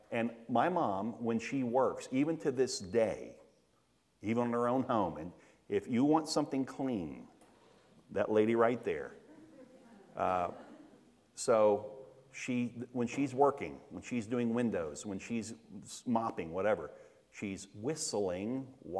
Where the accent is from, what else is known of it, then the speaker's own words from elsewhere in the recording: Daytona Beach, Florida, United States; we were raised in Daytona